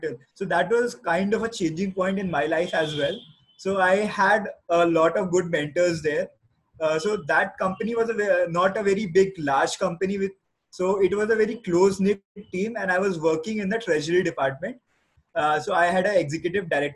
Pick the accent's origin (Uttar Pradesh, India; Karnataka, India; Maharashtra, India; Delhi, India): Uttar Pradesh, India; Lucknow; moved away as an adult; also born or lived in Kharagpur; I'm born and brought up in Lucknow.